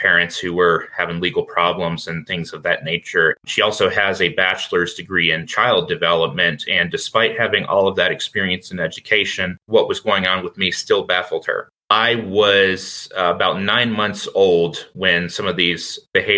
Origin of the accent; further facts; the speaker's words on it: Virginia, United States; I was born in Virginia in 1997